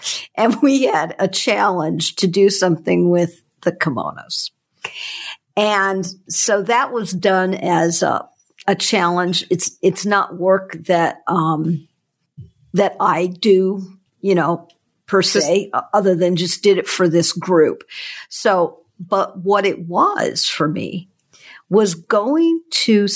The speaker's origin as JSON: {"language": "English", "region": "Hawaii", "country": "United States", "tie": "born or raised there", "said": "I grew up in Hawaii, and the ocean, the Hanama Bay, when I grew up, which is on Oahu"}